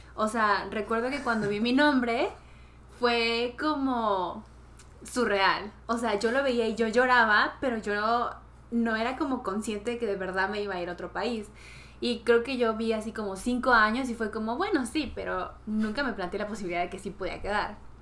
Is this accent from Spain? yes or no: no; Venezuela; now in South Korea; soy de Venezuela